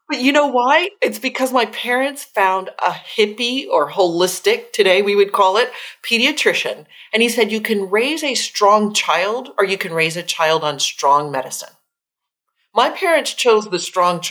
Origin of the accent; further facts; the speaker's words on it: Austin, Texas, United States; I grew up in Austin, Texas